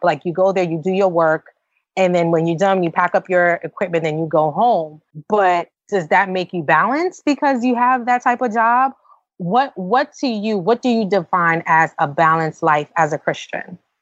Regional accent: New York City, New York, United States; we're from New York City

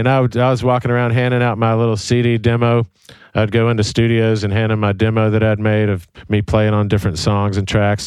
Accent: Birmingham, Alabama, United States; I grew up in Birmingham, Alabama

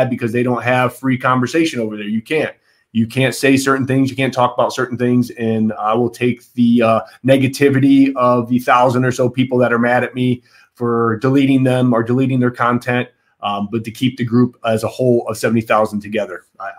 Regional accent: Michigan, United States; my fellow Michiganders.

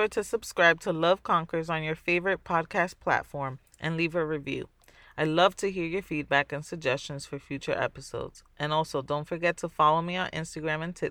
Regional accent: New York City, New York, United States; I'm Dominican. I was born in the Bronx

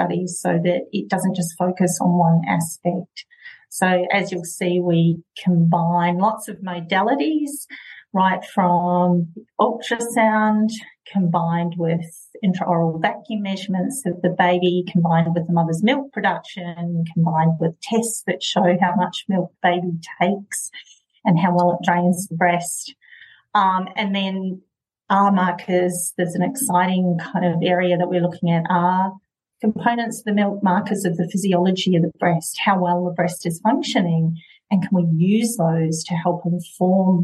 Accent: New Zealand; moved away as an adult; also born or lived in Dunedin, New Zealand; now in Perth, Australia; I grew up in New Zealand and I trained in Dunedin

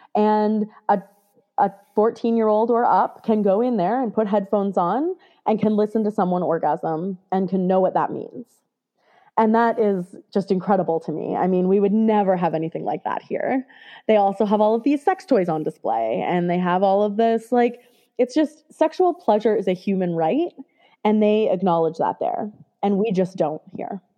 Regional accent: Canada; I grew up in Canada

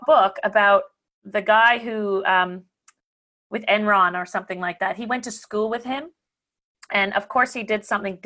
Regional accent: Canada; now in Australia; I'm Canadian originally

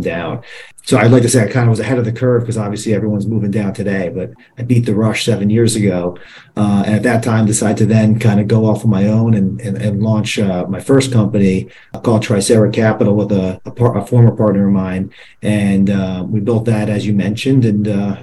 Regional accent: Plantation, Florida, United States; moved away as an adult; also born or lived in New York; I grew up in South Florida, so born and raised down here. I grew up in Plantation, which is a suburb of Fort Lauderdale.

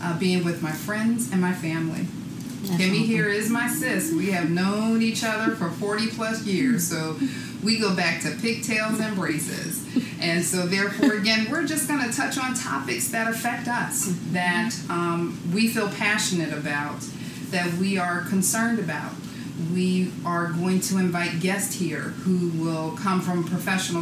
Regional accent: San Francisco, California, United States; now in Philadelphia, United States; I'm originally from San Francisco, but I definitely consider myself both a San Francisco and a Philly girl.

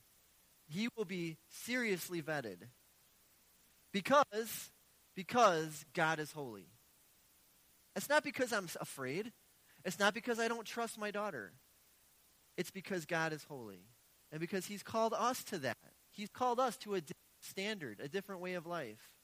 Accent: Milwaukee, Wisconsin, United States; I've been born and raised in Milwaukee.

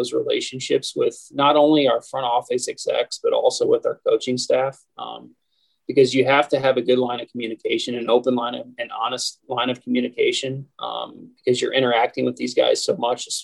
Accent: just south of Toledo, Northwest Ohio, United States; moved away as an adult; also born or lived in New York City; now in Pittsburgh, United States; I grew up in Northwest Ohio, just south of Toledo

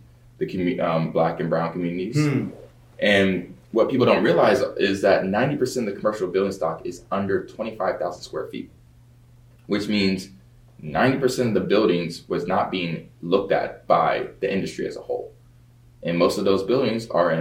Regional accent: Baltimore, Maryland, United States; moved away; also born or lived in Nashville, Tennessee / Stanford, California; I grew up in Baltimore, Maryland, born in Nashville, Tennessee

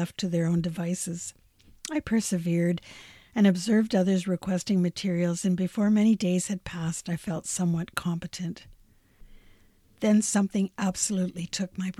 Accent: Fort Frances, Ontario, Canada; My hometown was renamed for little George's mother

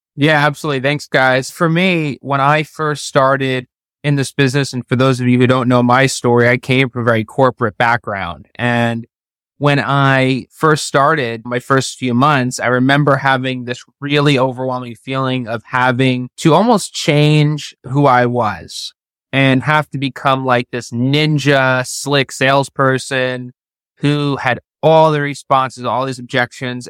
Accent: Florida, United States; also born or lived in New York; I was born in New York, but I've been living in Florida since I was twelve.

